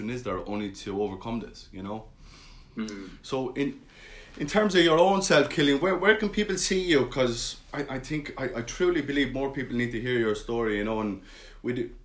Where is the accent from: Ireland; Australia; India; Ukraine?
Ireland; as Irish people